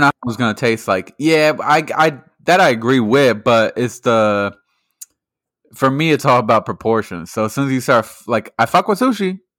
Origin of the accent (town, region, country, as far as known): Massachusetts, United States